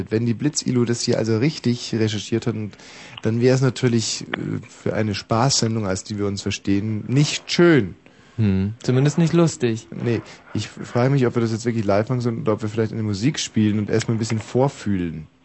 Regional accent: Berlin, Germany; Ja, ich komme aus Berlin.

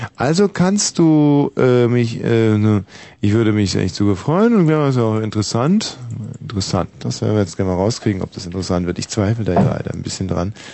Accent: Germany; ich bin ja in der DDR groß geworden

